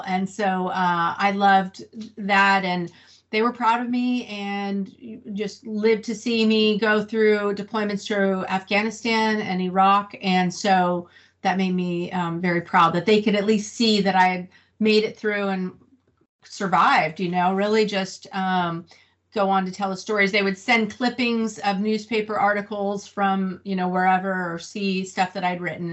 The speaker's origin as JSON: {"language": "English", "town": "Santa Rosa", "region": "California", "country": "United States", "tie": "born or raised there", "also_born_or_lived": "Camp Pendleton", "moved": "as an adult", "lives_now": "Fallbrook, United States", "said": "I was born and raised in Northern California in Sonoma County in a, a, town called Santa Rosa"}